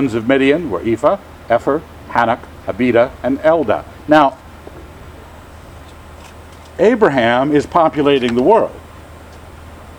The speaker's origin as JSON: {"language": "English", "region": "Scotland", "country": "United Kingdom", "said": "I'm a Scot"}